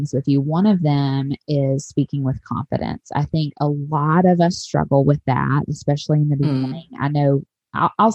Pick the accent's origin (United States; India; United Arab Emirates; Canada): United States; Tennessee; moved away; I'm a Tennessee girl at heart. I spent my whole life in Tennessee